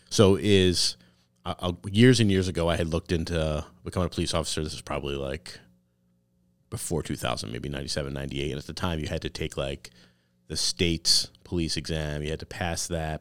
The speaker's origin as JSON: {"language": "English", "town": "Wilbraham", "region": "Massachusetts", "country": "United States", "tie": "born or raised there", "also_born_or_lived": "Chicopee", "said": "Wilbraham, my hometown"}